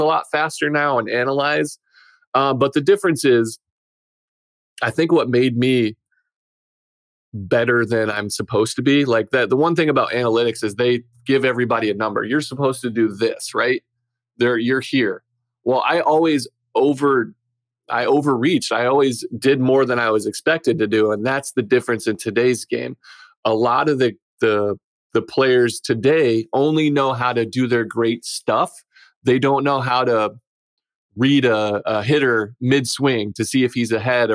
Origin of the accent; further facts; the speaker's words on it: United States; I'm American